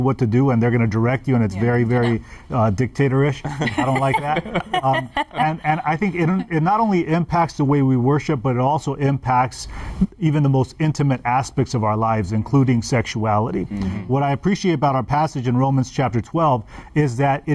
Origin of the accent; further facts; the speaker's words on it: United States; I was born in America